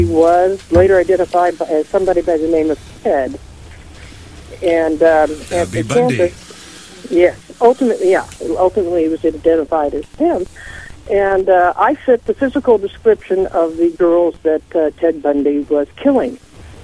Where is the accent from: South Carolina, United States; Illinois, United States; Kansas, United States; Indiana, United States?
Kansas, United States; Leavenworth; moved away; also born or lived in Washington; I was raised in Leavenworth, Kansas.